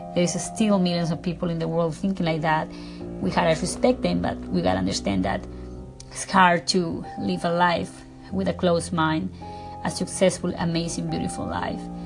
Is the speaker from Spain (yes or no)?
no; Ecuador; English is a second language; now in Beverly Hills, United States; I am from Ecuador. I live in Beverly Hills. My accent is very thick.